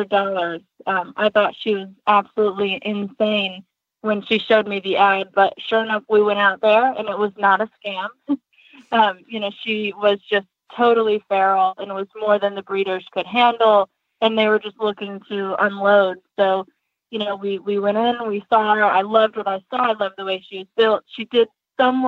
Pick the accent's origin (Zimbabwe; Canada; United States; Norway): United States; Western New York; growing up in Western New York, we didn't have access to trainers or to nice horses